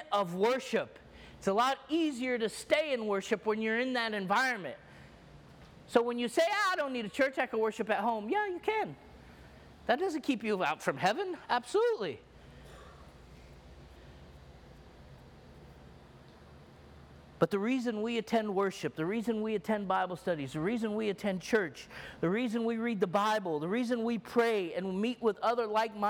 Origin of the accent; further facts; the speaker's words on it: Egypt; I'm Egyptian, and I grew up in the Orthodox Church